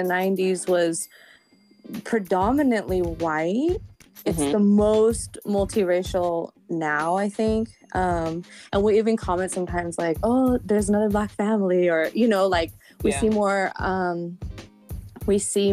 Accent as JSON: {"language": "English", "town": "San Luis Obispo", "region": "California", "country": "United States", "tie": "born or raised there", "also_born_or_lived": "Shell Beach / Kentucky", "said": "We are both born and raised in San Luis Obispo."}